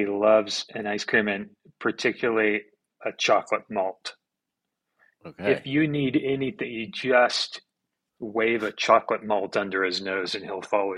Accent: Santa Cruz, California, United States; I grew up in Santa Cruz, California

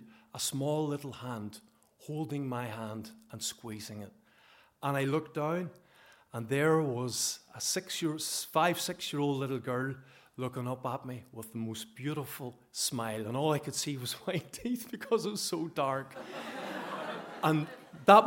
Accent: Bellaghy, Northern Ireland, United Kingdom; also born or lived in Zambia; I come from Ballaghy in County Derry, so hopefully you understand my accent okay.

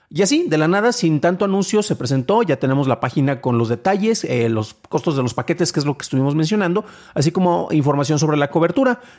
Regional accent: San Juan de los Lagos, Jalisco, Mexico; mi ciudad natal, San Juan de los Lagos, Jalisco

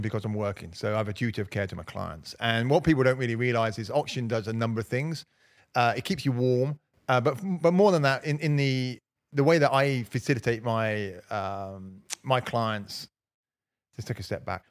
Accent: Slough, South East England, United Kingdom; now in Cotswolds, United Kingdom; growing up in Slough

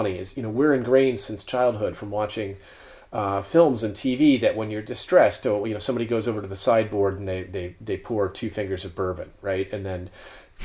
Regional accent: Florida, United States; as a Florida resident

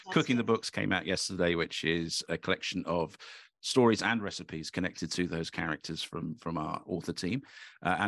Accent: Cambridge, East of England, United Kingdom; I'm from Cambridge originally

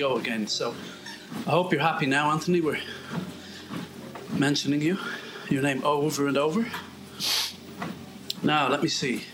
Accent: Ireland; moved away; when I grew up in Ireland

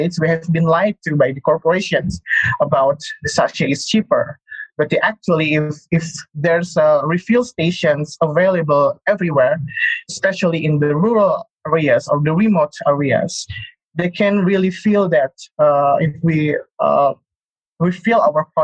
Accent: Bandung, West Java, Indonesia; In my hometown in Bandung, in West Java province

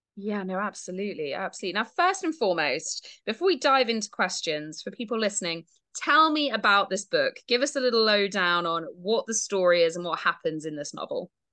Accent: Dorset, South West England, United Kingdom; now in Devon, United Kingdom; I grew up in Dorset

